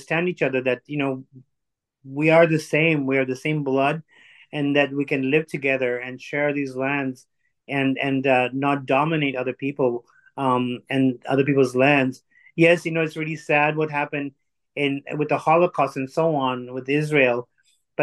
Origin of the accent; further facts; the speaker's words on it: Tanzania; also born or lived in India; now in Canada; I'm actually born in Tanzania, in East Africa. My grandfather came from India